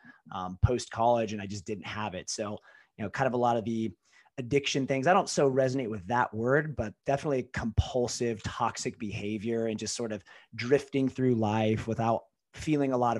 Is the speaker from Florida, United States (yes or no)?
no; Ohio, United States; also born or lived in California; I was born in California. Parents got divorced and was raised mostly in Ohio in my adolescent years, but spent summers with my dad in California